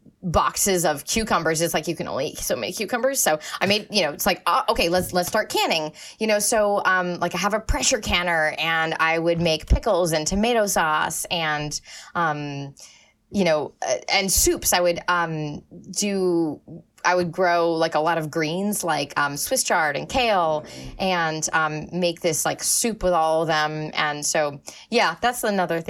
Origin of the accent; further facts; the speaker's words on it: Maine, United States; moved away; I'm from Maine. I love Maine. Maine is awesome. Like, it's a beautiful place. I grew up and I was very, very lucky to grow up right on the ocean